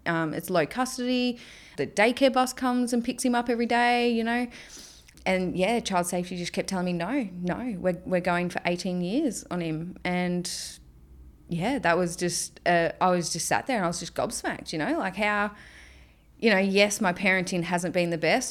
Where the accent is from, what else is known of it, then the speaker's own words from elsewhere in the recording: Melbourne, Victoria, Australia; also born or lived in Cairns; now in Townsville, Australia; I grew up in Melbourne.